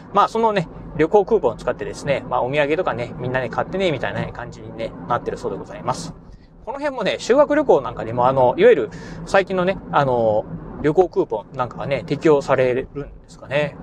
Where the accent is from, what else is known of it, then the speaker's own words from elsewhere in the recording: Kochi, Japan; 出身ね、まあ、あの、高知県っていうところで、えー、高知県でね、生まれ育ちましたんで